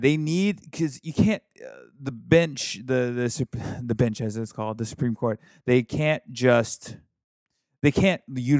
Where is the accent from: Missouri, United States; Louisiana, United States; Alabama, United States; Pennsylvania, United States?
Alabama, United States; My home state of Alabama, just aggressive failure.